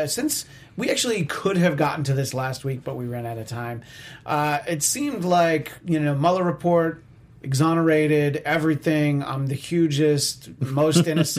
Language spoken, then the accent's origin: English; New York, United States; accent: New York; my New York accent